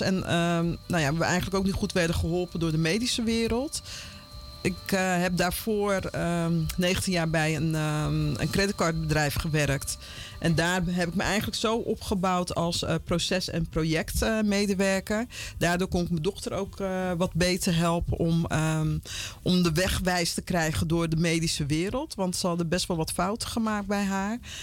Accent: Vlaardingen, South Holland, Netherlands; moved away as an adult; also born or lived in Paramaribo, Suriname / Utrecht / Amsterdam; now in Almere, Netherlands; ik ben in Eh, Rotterdam, Vlaardingen opgegroeid

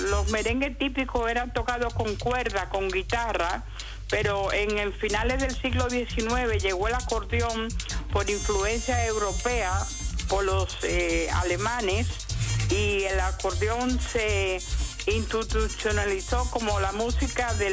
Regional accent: Balboa, Colombia; now in Netherlands; Yo soy de Colombia, de un pueblo llamado Balboa

